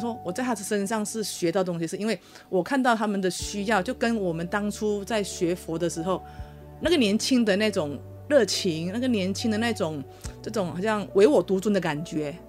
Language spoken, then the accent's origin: Chinese; Malaysia; also born or lived in Taiwan; 我是马来西亚人